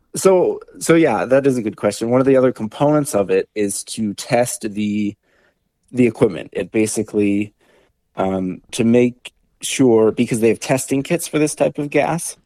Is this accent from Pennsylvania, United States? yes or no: no; Bemidji, Minnesota, United States; born and raised in Bemidji, Minnesota, you know, out in the woods